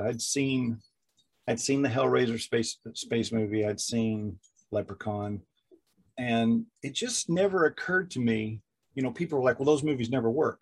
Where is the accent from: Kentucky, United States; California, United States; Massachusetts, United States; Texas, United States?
Kentucky, United States; I'm from Kentucky